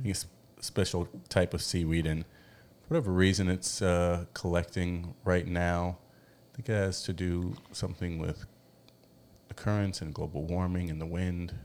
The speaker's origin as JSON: {"language": "English", "country": "United States", "moved": "as an adult", "lives_now": "Mexico", "said": "we're from America"}